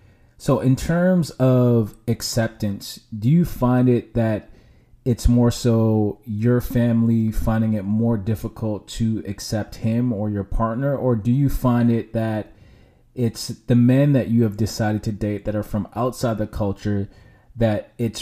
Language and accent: English; Jamaica; I'm Jamaican, so I pretty much grew up in a westernized kind of upbringing, culture, if you will.